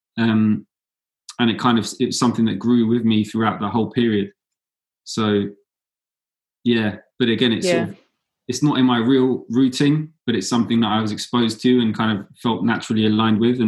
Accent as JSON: {"language": "English", "region": "London", "country": "United Kingdom", "tie": "born or raised there", "said": "I went into university studying in London in my hometown"}